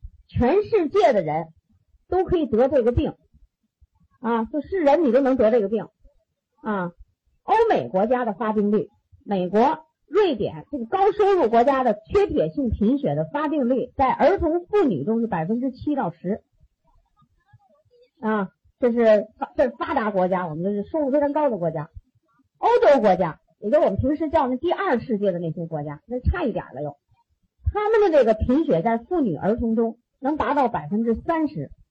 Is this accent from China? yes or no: yes; China; 我们中国人呢